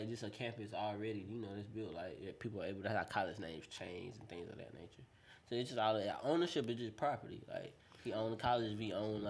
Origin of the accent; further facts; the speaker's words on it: Denmark, South Carolina, United States; I'm from Denmark, bro.